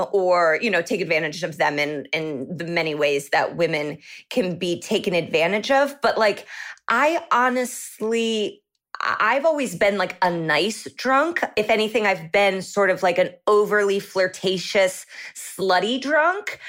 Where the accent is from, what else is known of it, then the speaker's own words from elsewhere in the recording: Indianapolis, Indiana, United States; moved away as an adult; now in Los Angeles, United States; I'm from the Indianapolis